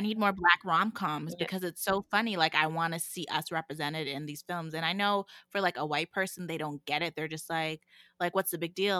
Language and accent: English; Calgary, Alberta, Canada; also born or lived in Miami, United States; when I moved back to Calgary from Miami